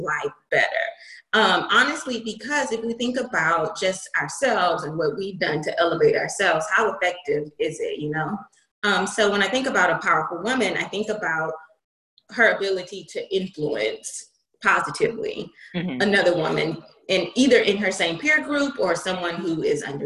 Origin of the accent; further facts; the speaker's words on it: Houston, Texas, United States; moved away as an adult; now in San Francisco Bay Area, United States; I'm not from the Bay, I'm from Houston. And so I've only been in the Bay 3 years in February